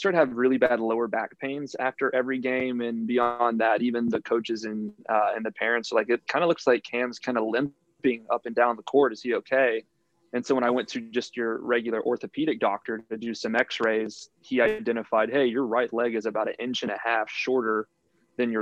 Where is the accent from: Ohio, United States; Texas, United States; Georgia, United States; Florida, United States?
Texas, United States; Houston; I'm from Houston, Texas